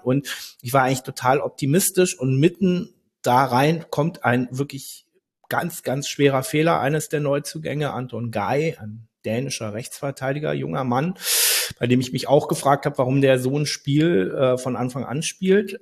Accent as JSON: {"language": "German", "region": "Berlin", "country": "Germany", "tie": "born or raised there", "said": "Ich bin in Berlin aufgewachsen"}